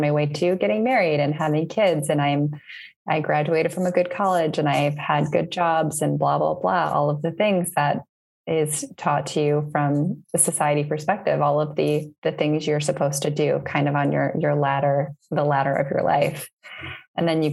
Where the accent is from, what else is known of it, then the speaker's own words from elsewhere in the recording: Northville, Michigan, United States; moved away as an adult; now in Berlin, Germany; I'm originally from, Northville, Michigan, just right outside of the Ann Arbor area.